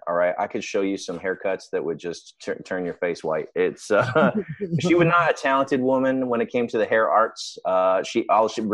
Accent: Victoria, British Columbia, Canada; It's called Victoria, British Columbia. It's in the extreme west coast of Canada. It is the most beautiful part of Canada. It's an amazing place to grow up

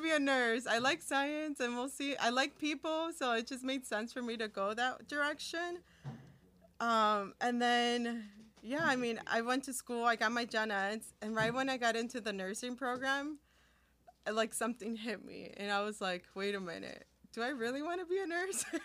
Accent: Bolingbrook, Illinois, United States; first language Spanish; English is a second language; also born or lived in California / Chicago, Illinois; growing up in bolingbrook

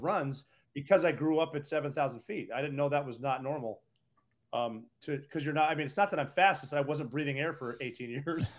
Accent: Butte, Montana, United States; moved away as an adult; growing up in Butte, Montana.

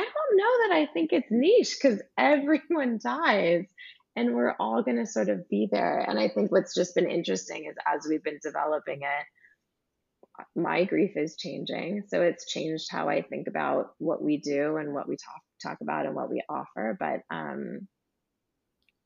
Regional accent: California, United States; I grew up in California on the beach

